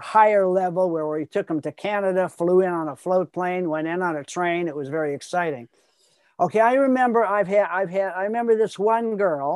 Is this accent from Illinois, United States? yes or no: yes; Chicago, Illinois, United States; I grew up in Chicago